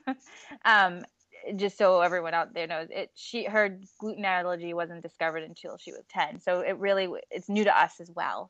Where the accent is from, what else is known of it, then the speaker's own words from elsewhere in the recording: New England, United States; we're from New England